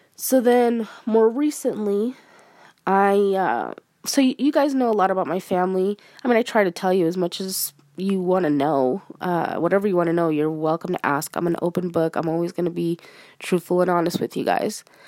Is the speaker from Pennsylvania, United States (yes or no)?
no; Arizona, United States; I'm a Mexican American. I'm Hispanic, uh, born and raised in Arizona